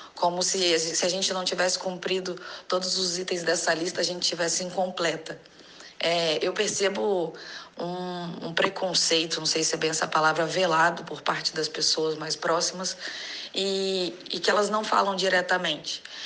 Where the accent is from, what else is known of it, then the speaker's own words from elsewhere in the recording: Rio de Janeiro, Brazil; eu tenho 30 anos, sou do Rio de Janeiro.